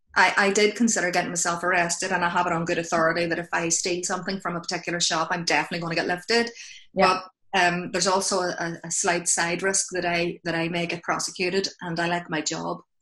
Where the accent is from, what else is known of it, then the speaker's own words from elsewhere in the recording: Belfast, Northern Ireland, United Kingdom; accent: Belfast; moved away; my accent is from Belfast